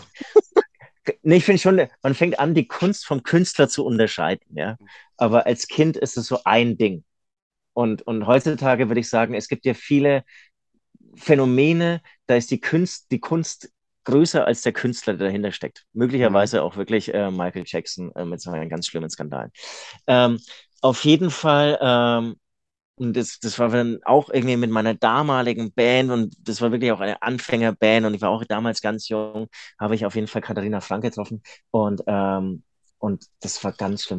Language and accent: German; Munich, Bavaria, Germany; ich komme ja aus München